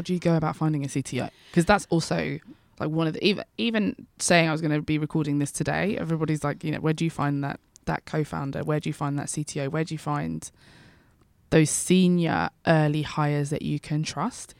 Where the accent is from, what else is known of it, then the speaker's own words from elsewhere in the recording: London, United Kingdom; I'm a Londoner, I'm an East Londoner